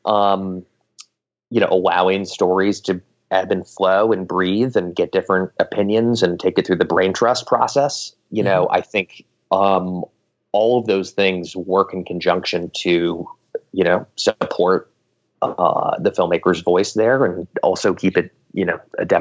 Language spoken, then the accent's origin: English; Silicon Valley, California, United States; I'm from Silicon Valley originally, so I definitely grew up, you know, in and around the tech scene.